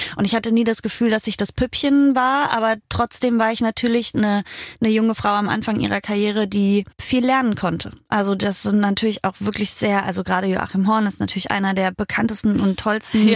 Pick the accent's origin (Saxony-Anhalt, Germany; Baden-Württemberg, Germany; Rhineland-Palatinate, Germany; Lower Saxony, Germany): Saxony-Anhalt, Germany; Halberstadt; da, wo ich herkomme, aus Halberstadt in Sachsen-Anhalt